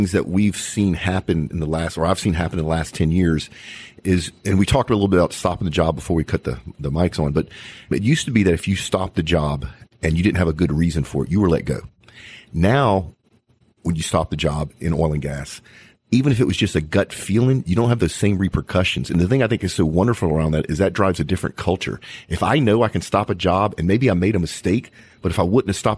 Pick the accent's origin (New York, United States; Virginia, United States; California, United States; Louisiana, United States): Louisiana, United States; Cajun; I'm actually Cajun myself